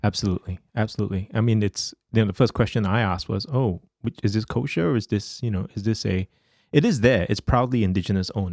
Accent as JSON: {"language": "English", "country": "Singapore", "tie": "born or raised there", "said": "as a Singaporean growing up"}